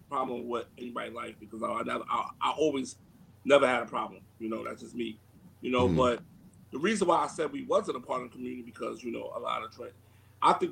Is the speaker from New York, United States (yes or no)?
yes; New York, United States; I'm from New York